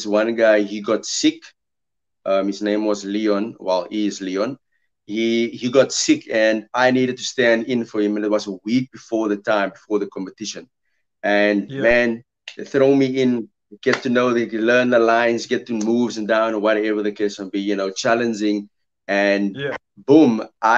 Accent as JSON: {"language": "English", "town": "Heidelberg", "region": "Western Cape", "country": "South Africa", "tie": "born or raised there", "moved": "as an adult", "said": "I grew up in Heidelberg, Cape. So it was a back and forth situation between Cape Town and Heidelberg."}